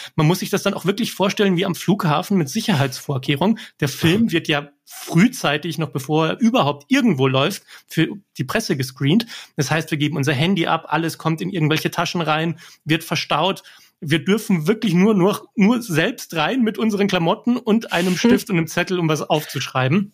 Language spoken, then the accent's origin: German; Germany; ich bin hier in Deutschland geboren